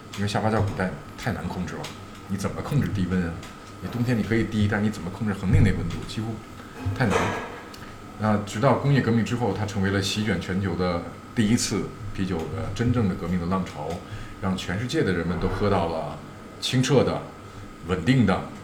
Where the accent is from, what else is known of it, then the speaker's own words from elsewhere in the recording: Beijing, China; 我本人是一个土生土长，基本上从来没有 长时间离开过北京的，包括上大学都在北京